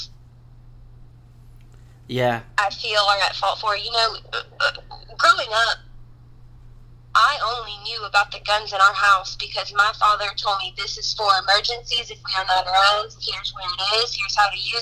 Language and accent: English; Round Rock, Texas, United States; moved away as an adult; also born or lived in Pflugerville, Texas; now in Baton Rouge, United States; I grew up in Round Rock in Pflugerville.